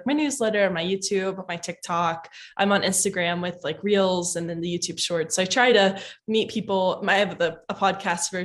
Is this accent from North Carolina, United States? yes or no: no; Kentucky, United States; I'm from Kentucky